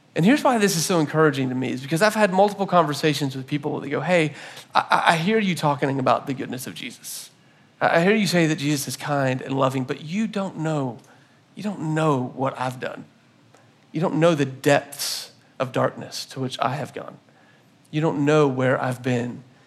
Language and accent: English; Florida, United States; moved away; I grew up in Florida